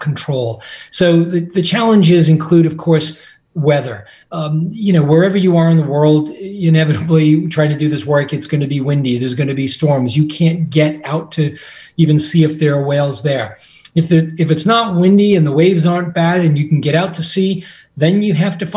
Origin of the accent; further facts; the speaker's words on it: Massachusetts, United States; as a child growing up in Massachusetts